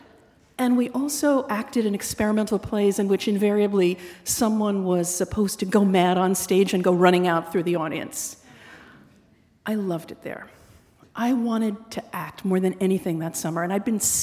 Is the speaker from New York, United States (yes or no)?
yes; Syosset, New York, United States; I grew up on Long Island in the town of Syosset